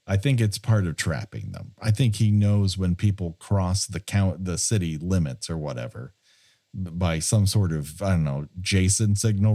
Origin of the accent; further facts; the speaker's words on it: Southern California, United States; I grew up here in Southern California